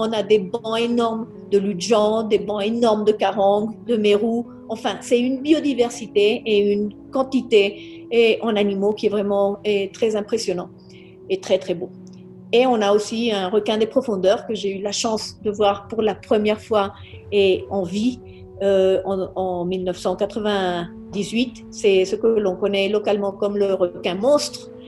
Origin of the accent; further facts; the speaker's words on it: Colombia; mes frères et moi sommes nés ici en Colombie